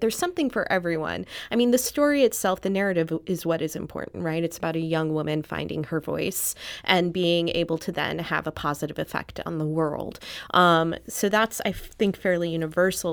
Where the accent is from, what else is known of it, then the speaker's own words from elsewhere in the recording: St. Louis, Missouri, United States; moved away as an adult; also born or lived in Philadelphia; I grew up in Saint Louis, and then was based out of Philadelphia for a l, really long time